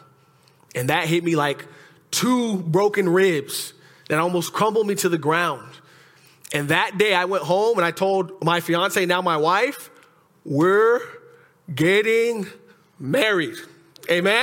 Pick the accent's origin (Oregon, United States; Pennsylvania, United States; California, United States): California, United States; Oxnard; also born or lived in Camarillo, California; I'm from Oxnard.